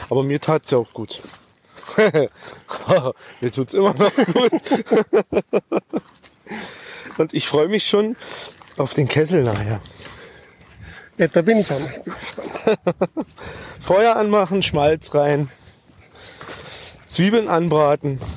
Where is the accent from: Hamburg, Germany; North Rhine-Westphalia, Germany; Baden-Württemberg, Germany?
Baden-Württemberg, Germany; Nee, ich, ich bin im Kochertal aufgewachsen.